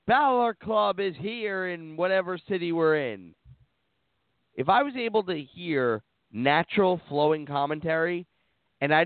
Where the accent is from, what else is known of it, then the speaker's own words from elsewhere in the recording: New York, United States; I'm from New York